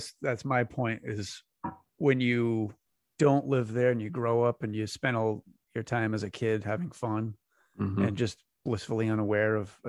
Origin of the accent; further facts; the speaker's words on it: Westport, Massachusetts, United States; also born or lived in Fall River; now in Bourne, United States; I grew up in Westport